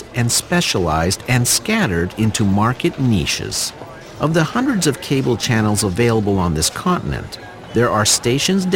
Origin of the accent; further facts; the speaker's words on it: Sudbury, Ontario, Canada; Growing up in Sudbury